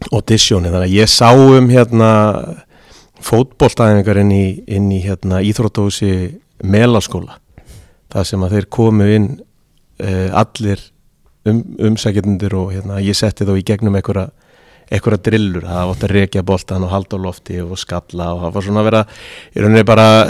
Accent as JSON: {"language": "Icelandic", "town": "Seltjarnarnes", "region": "Capital Region", "country": "Iceland", "tie": "born or raised there", "also_born_or_lived": "Erie, Pennsylvania, United States", "moved": "as an adult", "said": "Ég fættur og uppalinn á Seldjarnanessi í mikillir KR fjölskyldu"}